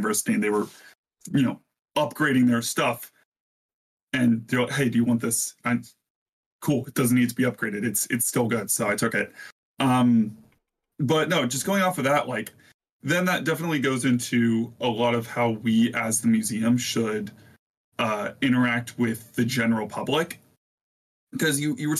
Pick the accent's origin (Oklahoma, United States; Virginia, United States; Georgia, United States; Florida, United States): Virginia, United States; moved away as an adult; now in Ohio, United States; I'm from Virginia and I recently moved to Ohio.